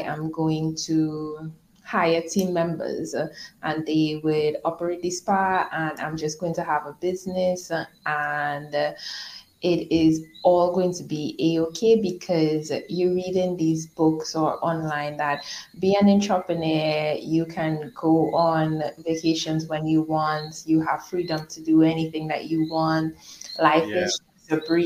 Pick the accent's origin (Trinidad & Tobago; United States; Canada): Trinidad & Tobago; moved away as an adult; also born or lived in Dominica; So I was born in Trinidad and Tobago, and then I moved to Dominica with my husband